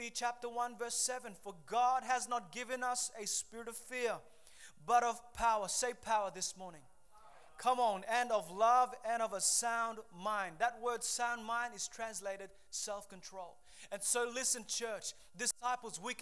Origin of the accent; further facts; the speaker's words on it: Papua New Guinea; moved away; I grew up in Papua New Guinea